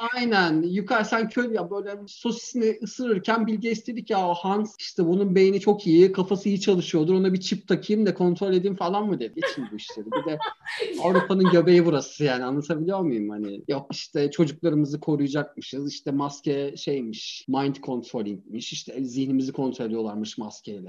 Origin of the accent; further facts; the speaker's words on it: Turkey; first language Turkish; moved away as an adult; also born or lived in Berlin, Germany; now in Germany; Türkiye'den yeni gelmişim